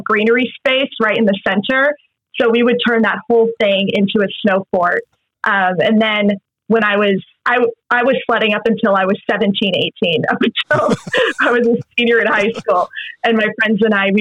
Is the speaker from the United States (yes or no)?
yes; Massachusetts, United States; moved away as an adult; also born or lived in Texas / New Mexico; now in New York, United States; I moved to New Mexico and then eventually Massachusetts, where I pretty much grew up my whole life. I've been in New York for 9 years now